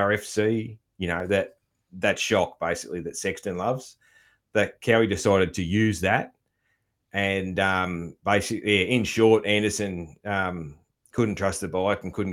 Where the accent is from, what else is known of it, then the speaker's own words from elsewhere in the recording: Australia; as an Aussie